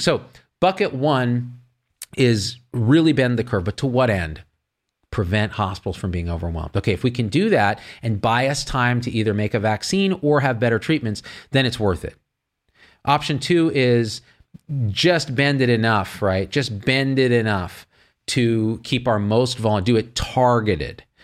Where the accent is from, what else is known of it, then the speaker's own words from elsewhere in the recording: Central Valley of California, United States; I grew up in the Central Valley of California, and all my friends talk like